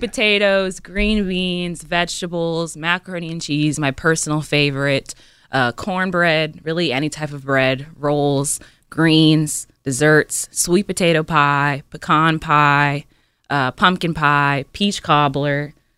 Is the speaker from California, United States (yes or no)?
yes; California, United States; we're originally from from California